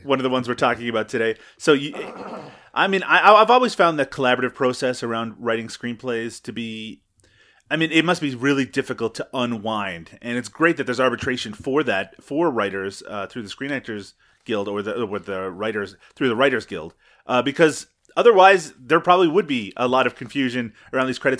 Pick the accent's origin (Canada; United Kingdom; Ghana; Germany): Canada; I'm Canadian.